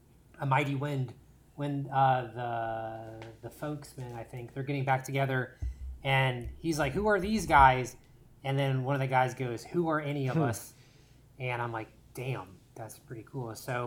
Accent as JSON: {"language": "English", "town": "Orlando", "region": "Florida", "country": "United States", "moved": "as an adult", "lives_now": "Los Angeles, United States", "said": "I am from Orlando, just like my brother. I started out doing stand-up and doing comedic rap songs out in Orlando. Then I moved to Los Angeles"}